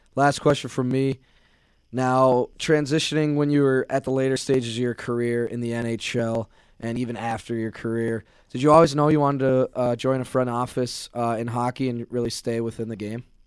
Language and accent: English; Minnesota, United States; I'm from Minnesota